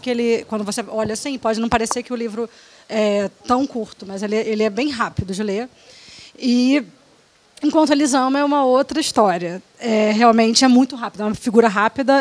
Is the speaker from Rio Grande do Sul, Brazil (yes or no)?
no; Rio de Janeiro, Brazil; eu sou do Rio, acho que dá para ouvir